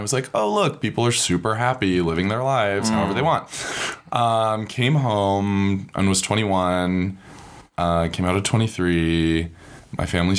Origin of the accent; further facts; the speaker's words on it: Layton, Utah, United States; also born or lived in Logan, Utah; I was born and raised here in Utah.